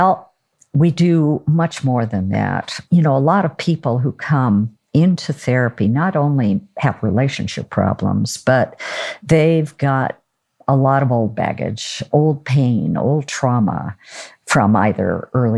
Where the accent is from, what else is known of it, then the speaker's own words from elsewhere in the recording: Oregon, United States; I'm from Oregon